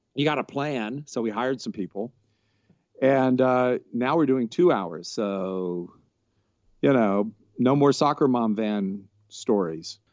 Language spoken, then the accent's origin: English; Georgia, United States; now in Los Angeles, United States; I am from Georgia, and I'm living in Los Angeles